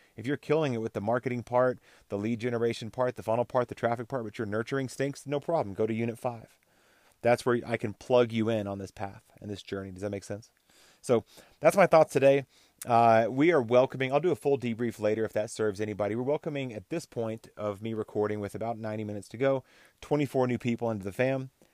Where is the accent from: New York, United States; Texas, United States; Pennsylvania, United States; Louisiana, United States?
Texas, United States; also born or lived in Oklahoma, United States; now in Colorado, United States; I grew up in Texas and Oklahoma